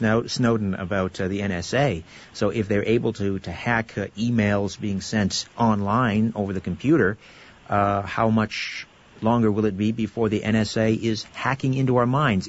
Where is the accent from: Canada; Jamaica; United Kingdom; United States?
Canada; Brantford, Ontario; Well, I'm from Brantford, Ontario, originally, which is the telephone city.